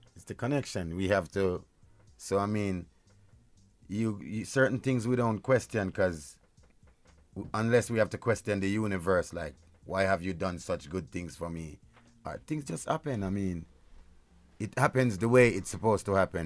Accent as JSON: {"language": "English", "country": "Jamaica", "said": "where I'm from, I'm from Jamaica"}